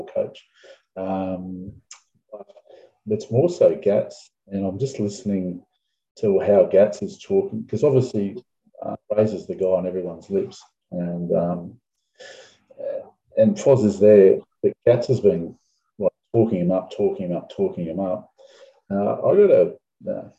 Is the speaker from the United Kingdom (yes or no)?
no; Australia; as an Aussie